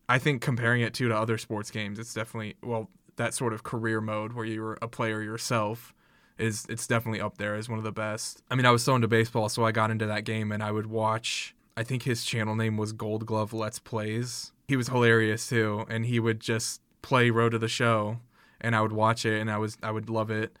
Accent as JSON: {"language": "English", "town": "South Bend", "region": "Indiana", "country": "United States", "said": "I'm from South Bend"}